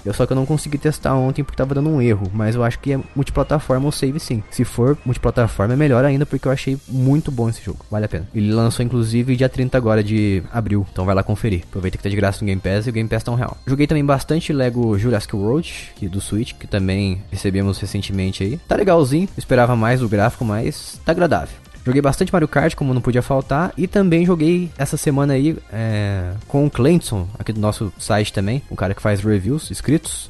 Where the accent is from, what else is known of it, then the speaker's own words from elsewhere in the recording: Paraíba Valley, São Paulo, Brazil; eu sou do Vale do Paraíba